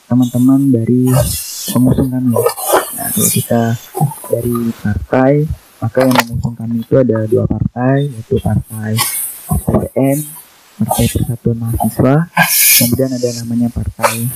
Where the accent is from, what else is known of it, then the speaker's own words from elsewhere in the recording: Rasau Jaya, West Kalimantan, Indonesia; Kemudian asal daerah saya, tepatnya itu di Raso Jaya, Kuburaya.